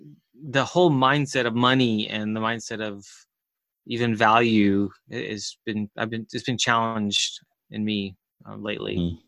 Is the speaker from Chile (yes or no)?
yes; Chile; I grew up in South America and Chile as a missionary kid